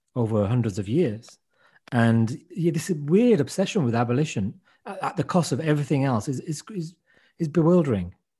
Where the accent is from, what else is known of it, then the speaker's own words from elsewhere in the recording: Wolverhampton, West Midlands, United Kingdom; the Irish had turned up in Wolverhampton in my hometown a hundred years before we did